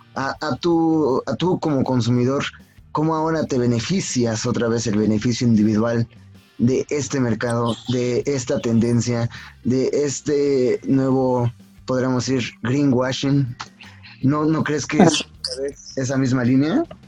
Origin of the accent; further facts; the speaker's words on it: Mexico; nosotros como mexicanos